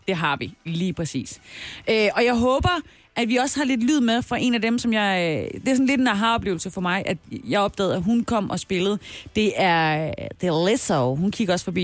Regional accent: South Jutland, Southern Denmark, Denmark; jeg er jo fra Sønderjylland

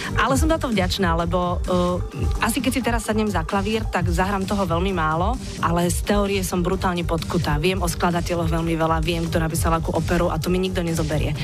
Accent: Žilina, Žilina Region, Slovakia; som vyrastala v Žiline

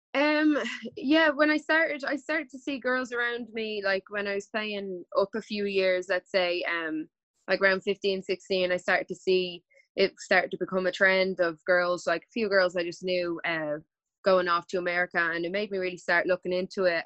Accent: Ireland; also born or lived in United States; We were two only Irish people

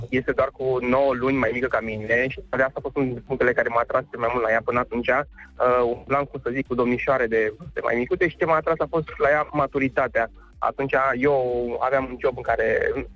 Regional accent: Ploiești, Prahova, Romania; moved away as an adult; also born or lived in Constanța; now in Târgu Mureș, Romania; am născut în Ploiești, copilărit în Ploiești, mutat în Constanța vreo 20 de ani și după aceea ne-am m-am mutat în Târgu Mureș

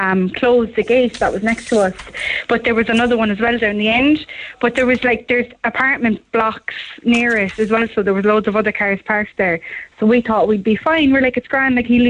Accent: Cobh, Munster, Ireland; I'm from Cove.

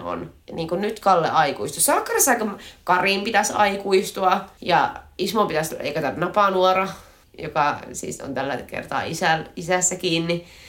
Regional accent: inland Finland, Finland; me sisäsuomalaiset

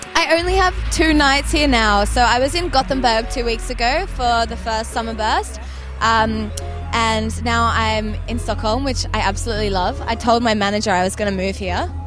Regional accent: Sydney, New South Wales, Australia; I'm from Sydney, Australia

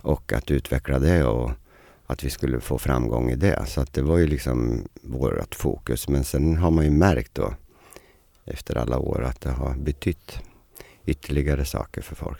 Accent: Eskilstuna, Södermanland, Sweden; moved away; also born or lived in Stockholm; Jag var ju lite barnstjärna hemma i Eskilstuna

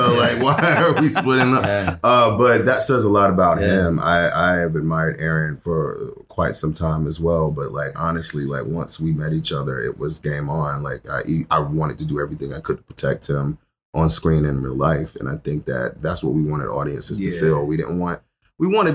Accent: United States; as a Black American

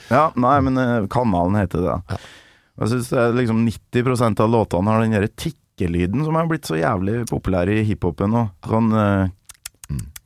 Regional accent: Kolvereid, Trøndelag, Norway; jeg vokste opp i et lite hus i et byggefelt på Kolvereid med 1500 innbyggere i Nord-Trøndelag

